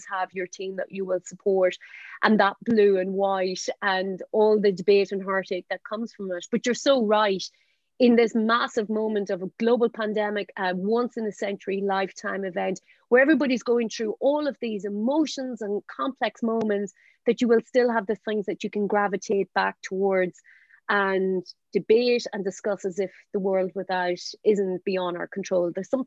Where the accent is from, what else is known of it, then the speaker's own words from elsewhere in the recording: County Monaghan, Ireland; County Monaghan is in a very interesting place. We're just underneath the Northern Irish border. So where I grew up